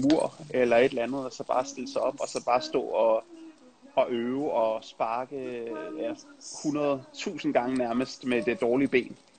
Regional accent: Denmark; moved away as an adult; also born or lived in Netherlands / England

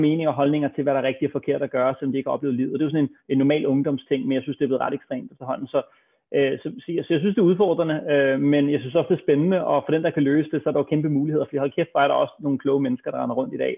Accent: Copenhagen, Capital Region of Denmark, Denmark; lige nede ved busstopstedet på Østerbro, hvor jeg voksede op

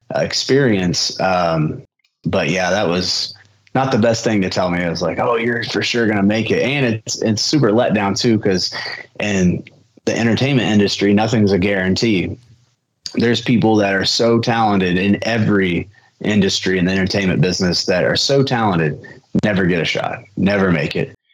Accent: Shelbyville, Indiana, United States; at New Era Wrestling in my hometown, Shelbyville

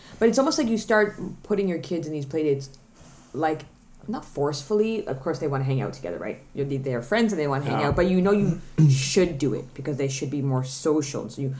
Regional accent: Ottawa, Ontario, Canada; moved away as an adult; now in Denmark; to my hometown in Ottawa

